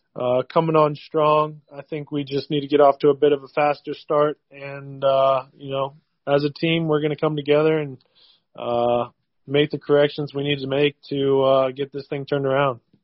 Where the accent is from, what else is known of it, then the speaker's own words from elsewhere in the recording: Cincinnati, Ohio, United States; I'm from Cincinnati, hometown, hometown player